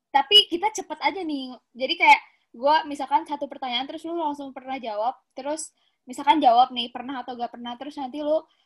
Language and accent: Indonesian; Bandung, West Java, Indonesia; gue asal dari Bandung